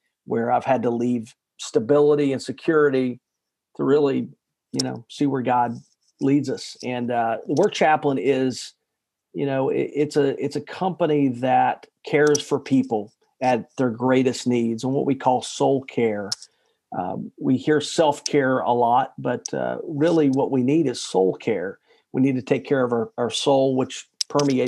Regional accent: Chattanooga, Tennessee, United States; moved away as an adult; also born or lived in Nashville, Tennessee; I grew up in Chattanooga, Tennessee, which is just a kind of in the middle of the South.

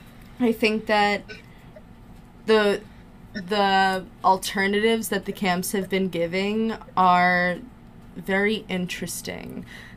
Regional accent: New Jersey, United States; It's like, I'm from Jersey, you're from Jersey, we're both Jewish, we both went to sleepaway camp

